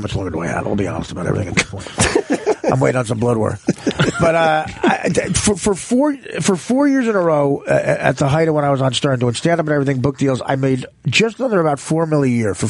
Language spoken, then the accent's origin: English; Union, New Jersey, United States; I'm from Union, New Jersey.